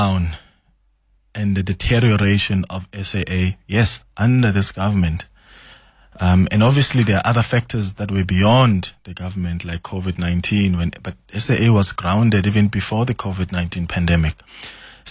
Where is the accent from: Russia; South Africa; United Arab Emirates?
South Africa; as a South African